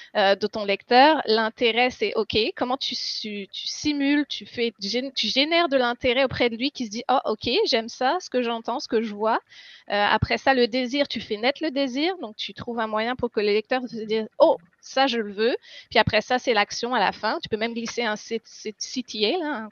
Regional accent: France; moved away as an adult; now in Quebec, Canada; je suis française à la base. Je suis arrivée au Québec en 2015.

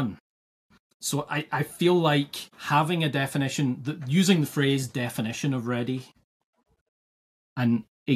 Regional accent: Scotland, United Kingdom; also born or lived in United States; I grew up in Scotland and live in Scotland

